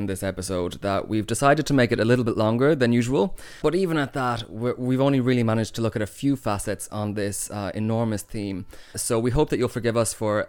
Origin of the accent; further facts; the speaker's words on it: Ireland